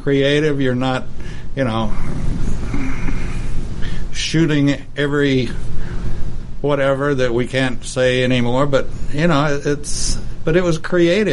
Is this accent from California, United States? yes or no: no; Lubbock, Texas, United States; my hometown. In Lubbock. In Lubbock.